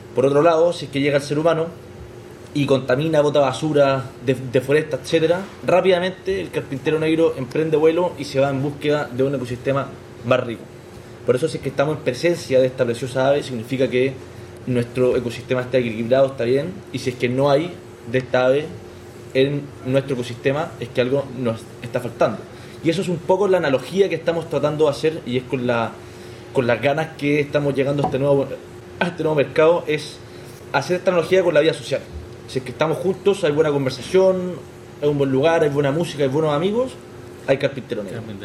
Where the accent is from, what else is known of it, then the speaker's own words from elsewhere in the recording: Chile; moved away as an adult; also born or lived in Santiago, Chile; now in Madrid, Spain; soy chileno. Yo vivía en Santiago de Chile, en la capital